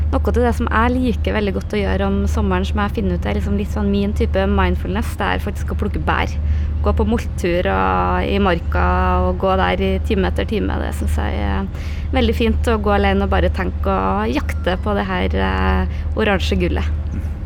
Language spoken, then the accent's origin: Norwegian; Namdalen, Trøndelag, Norway; moved away; hjemplassen min på hytta i Namdalen